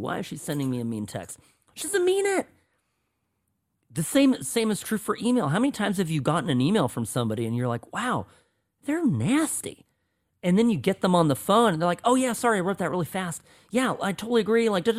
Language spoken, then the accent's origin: English; Irvine, California, United States; I grew up in Irvine